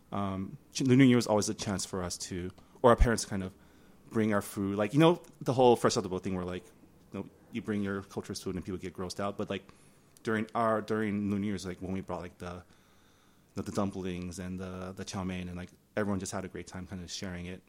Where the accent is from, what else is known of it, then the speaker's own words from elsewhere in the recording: San Gabriel, California, United States; first language Mandarin; English is a second language; the San Gabriel Lunar New Year's Festival, uh, my hometown